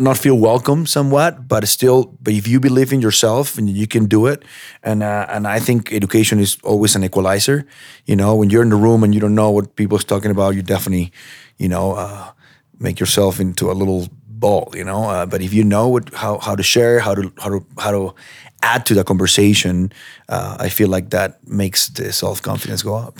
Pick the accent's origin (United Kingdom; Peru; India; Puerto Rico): Peru; now in United States; I'm from Peru